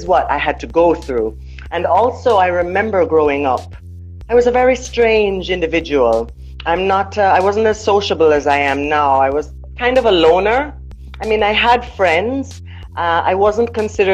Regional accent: Jamaica; also born or lived in United States; growing up in Jamaica, you have to live with that.

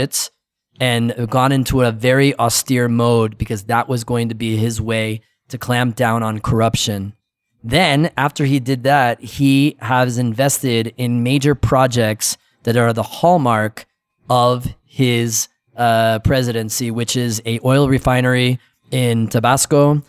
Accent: United States; moved away as an adult; I'm American

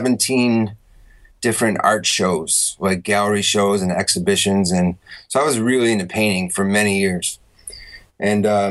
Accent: Syracuse, New York, United States; also born or lived in North Carolina / Australia; now in Taiwan; I'm from New York, Syracuse, New York. And then I moved like to North Carolina and I went to Europe

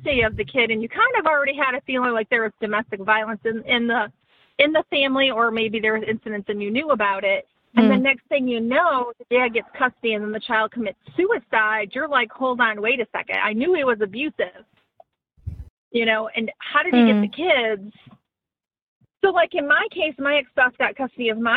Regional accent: Michigan, United States; moved away; I'm from Michigan

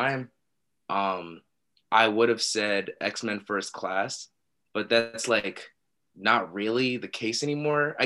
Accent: Pittsburgh, Pennsylvania, United States; I was born in Pittsburgh. So I was actually the first person in my family to be born and raised in the United States

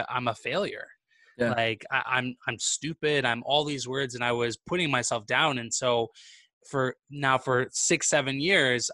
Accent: Vancouver, British Columbia, Canada; moved away as an adult; now in Montreal, Canada; I'm originally from the West Coast, so from Vancouver, BC.

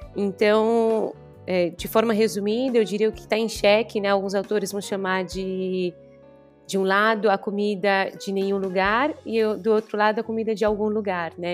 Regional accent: São Paulo, Brazil; moved away as an adult; also born or lived in Rio de Janeiro; now in Sicily, Italy; eu sou de São Paulo, estou finalizando meu doutorado no Rio e hoje me encontro aqui no sul da Itália, na Sicília

